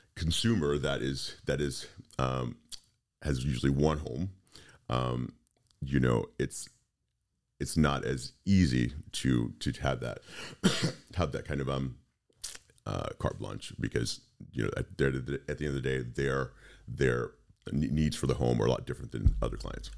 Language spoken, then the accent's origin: English; Texas, United States; moved away as an adult; also born or lived in Fort Lauderdale / Orlando; I grew up in Texas